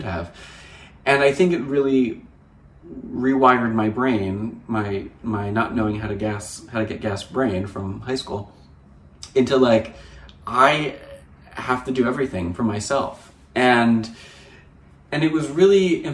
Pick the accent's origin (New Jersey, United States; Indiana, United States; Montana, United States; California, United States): New Jersey, United States; moved away as an adult; also born or lived in Hamptons, New York; now in Los Angeles, United States; I'm from New Jersey and we don't pump our gas in New Jersey